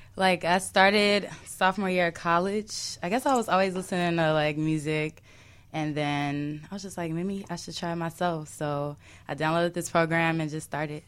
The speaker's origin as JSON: {"language": "English", "town": "Chicago", "region": "Illinois", "country": "United States", "said": "I'm from Kedzie"}